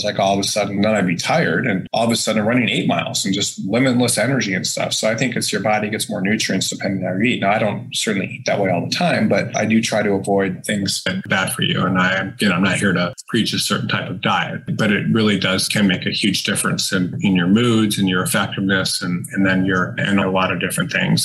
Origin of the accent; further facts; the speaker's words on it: Detroit, Michigan, United States; growing up in Detroit